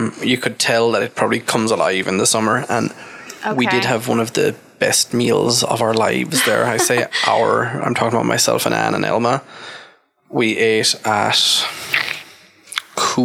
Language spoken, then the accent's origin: English; Ireland; I'm Irish